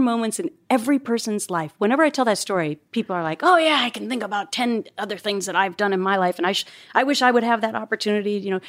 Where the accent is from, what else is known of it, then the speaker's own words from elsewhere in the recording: Minnesota, United States; I'm from Minnesota. It's not really a pageant state.